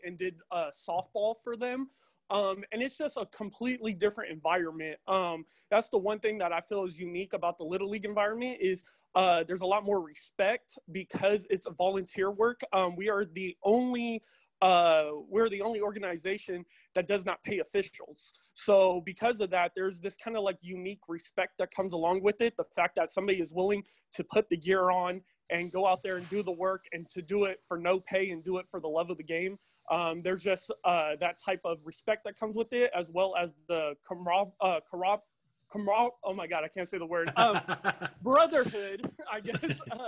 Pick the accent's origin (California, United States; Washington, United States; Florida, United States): California, United States; Stockton; I'm from Stockton, California